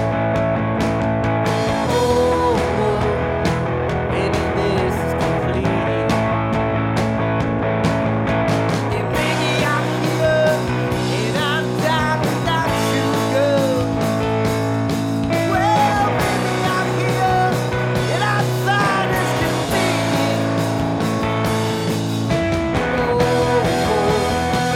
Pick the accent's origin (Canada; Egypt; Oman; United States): United States; Massachusetts; we're from Massachusetts